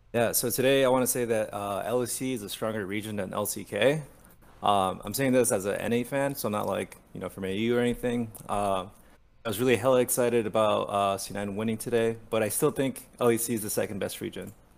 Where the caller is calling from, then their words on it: San Francisco, California, United States; I'm uh, calling from San Francisco.